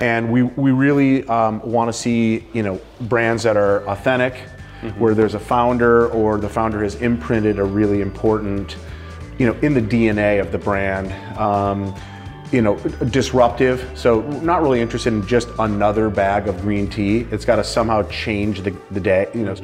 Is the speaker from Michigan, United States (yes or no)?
yes; Michigan, United States; moved away as an adult; also born or lived in Ohio; now in Portland, United States; I grew up in Michigan